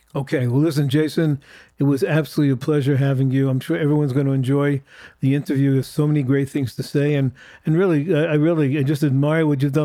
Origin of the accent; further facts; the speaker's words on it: United States; as an American Jew